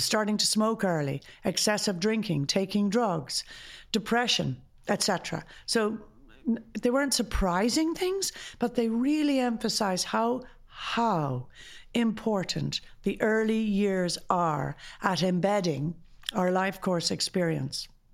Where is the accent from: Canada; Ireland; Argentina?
Ireland; as an Irish society